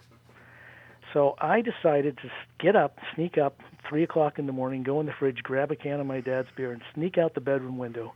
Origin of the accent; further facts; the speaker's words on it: near Salt Lake, Utah, United States; Utah, where I grew up near Salt Lake.